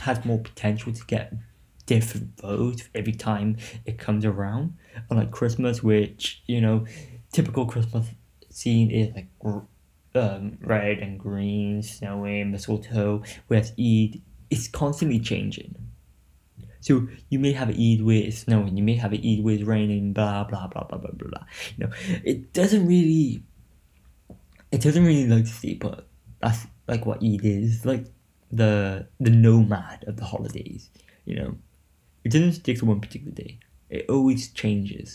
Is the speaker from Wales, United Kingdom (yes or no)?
yes; Newport, Wales, United Kingdom